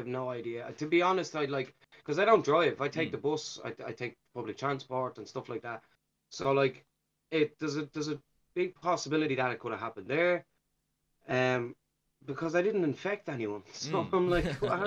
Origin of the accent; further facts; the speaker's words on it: Dublin, Leinster, Ireland; growing up in Ballymun